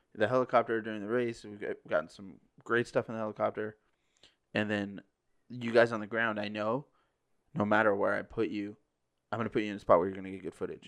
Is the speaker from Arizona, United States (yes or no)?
yes; Parker, Arizona, United States; I grew up around off-road racing growing up in Parker